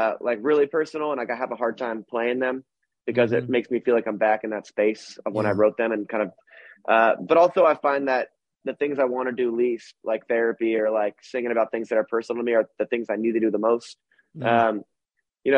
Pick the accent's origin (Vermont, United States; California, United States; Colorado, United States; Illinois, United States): Vermont, United States; when I tell people I'm from Vermont, they think I'm from Canada